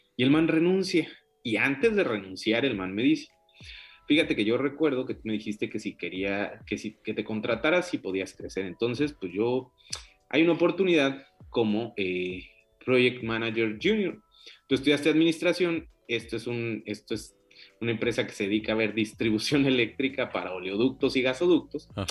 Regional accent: Michoacán, Mexico; moved away as an adult; now in Canada; antes que ser mexicano, soy michoacán

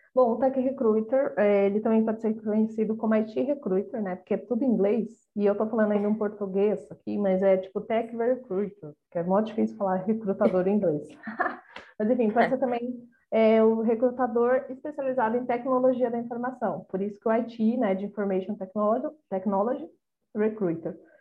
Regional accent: Brazil; nós como brasileiros

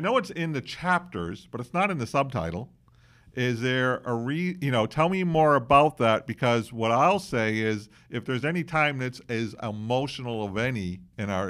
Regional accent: Massachusetts, United States; I'm from Massachusetts

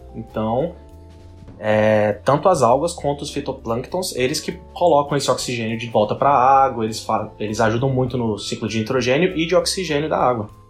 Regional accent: Brazil; eu sou brasileiro

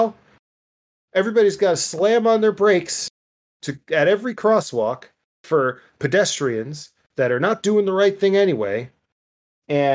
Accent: New Jersey, United States; I grew up in North Jersey and called it pork roll

